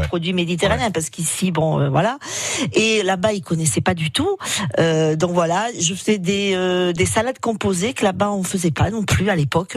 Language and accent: French; France; moved away as an adult; also born or lived in Spain; je suis née en France et puis après je suis repartie euh, en Espagne